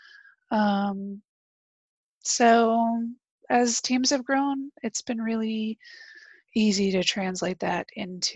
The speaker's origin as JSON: {"language": "English", "region": "Texas", "country": "United States", "tie": "born or raised there", "also_born_or_lived": "North Carolina / central New Jersey", "moved": "yes", "lives_now": "New Jersey, United States", "said": "I grew up in Texas"}